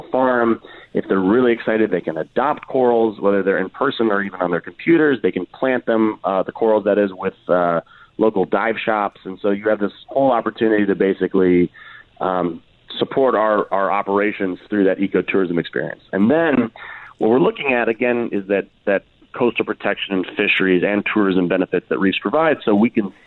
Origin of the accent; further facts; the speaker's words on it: Washington, District of Columbia, United States; I'm from Washington, D.C.